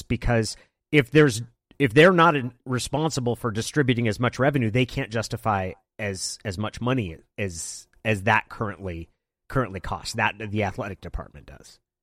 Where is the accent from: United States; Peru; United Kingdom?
United States; Klamath Falls, Oregon; moved away; I grew up in Klamath Falls, which is about three hours down Highway ninety-seven